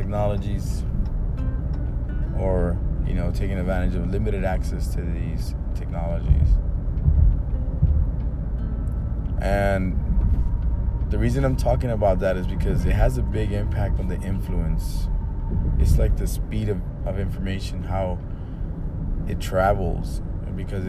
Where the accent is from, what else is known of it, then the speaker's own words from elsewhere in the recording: Chicago, Illinois, United States; first language Spanish; I was born in Chicago, Illinois, and my mom and dad, they basically spoke Spanish to me for my first 2 years of life